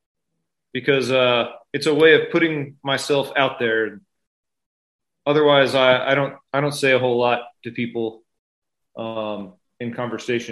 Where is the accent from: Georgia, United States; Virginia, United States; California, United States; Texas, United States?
Texas, United States; San Antonio; I'm a suburban guy. I grew up on the north side. I went to Reagan High School